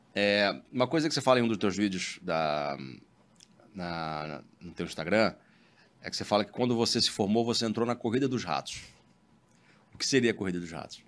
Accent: Baixada Fluminense, Rio de Janeiro, Brazil; eu sou, fui criado na Baixada Fluminense

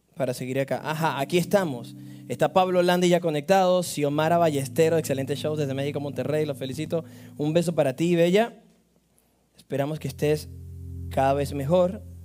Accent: Amazonas, Venezuela; also born or lived in Maracay, Venezuela; now in Miami, United States; nací en Maracay, pero soy de Amazonas. Ah, pero, pero es interesante porque, claro, yo viví en Amazonas

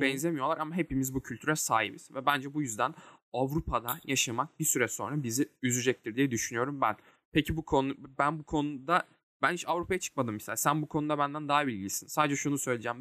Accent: Turkey; biz de Ege Akdeniz kıyılarında bir Akdeniz insanıyız.

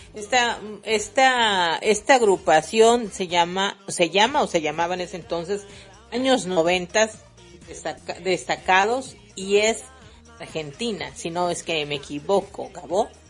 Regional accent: Mexico; accent: Mexican; Mexicana, por favor, modo mexicano activado

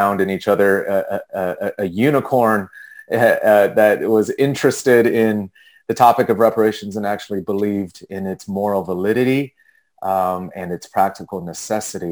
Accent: small desert town outside of LA, Southern California, United States; moved away as an adult; now in Washington, D.C., United States; I grew up in California, though, so Southern California, in a small desert town outside of LA.

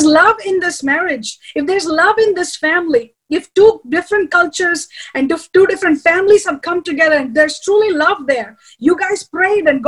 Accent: India; I have a husband who's American and I'm Indian

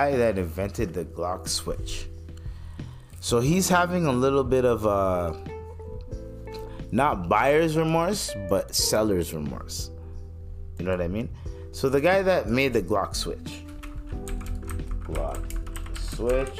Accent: Canada; I'm Canadian

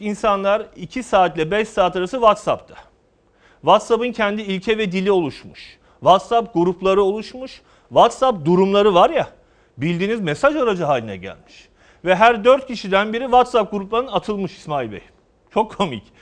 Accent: Karabük, Karabük Province, Turkey; moved away; also born or lived in Ankara / Eskişehir; Karabük doğumluyuz. Ankara'da yüksek öğrenimimizi yaptık.

